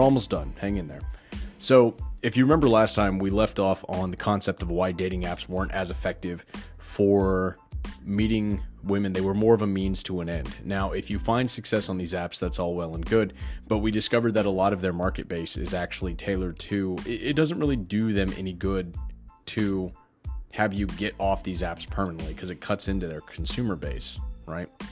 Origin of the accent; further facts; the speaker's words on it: Texas, United States; I'm from Texas.